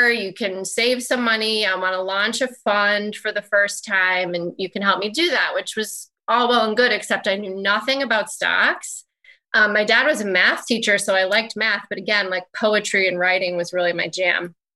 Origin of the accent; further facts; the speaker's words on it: Danbury, Connecticut, United States; I went to Western Connecticut State University in my hometown in Connecticut